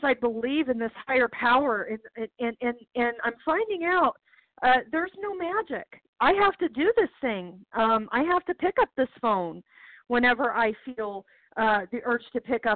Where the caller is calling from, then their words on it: Charlottesville, Virginia, United States; I'm calling from Charlottesville, Virginia